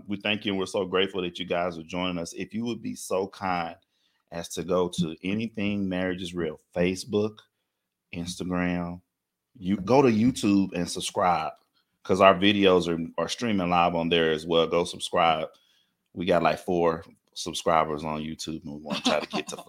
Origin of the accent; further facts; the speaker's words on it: Dallas, Texas, United States; I'm from Oak Cliff, Texas.